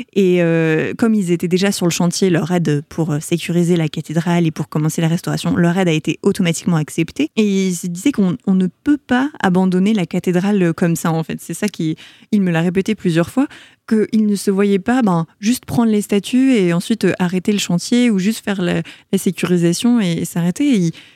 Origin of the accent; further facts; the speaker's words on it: Paris, Île-de-France, France; also born or lived in Montreal, Canada; Je suis née à Paris